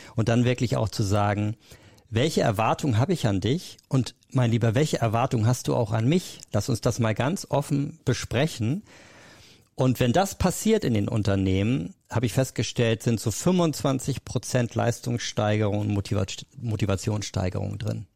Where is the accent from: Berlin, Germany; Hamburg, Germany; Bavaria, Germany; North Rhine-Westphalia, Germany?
Hamburg, Germany; Ich bin dann äh, zurück nach Hamburg, also ich komme aus Hamburg